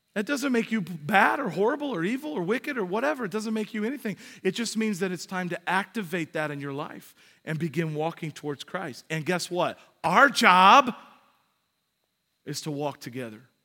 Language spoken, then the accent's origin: English; United States; we're American